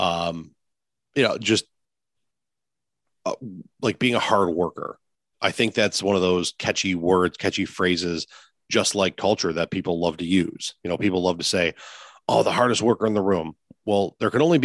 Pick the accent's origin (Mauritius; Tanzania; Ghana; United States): United States; Lancaster, New York; I grew up in the Lancaster Pew rivalry. You know, I was a Lancaster kid from sixth grade on.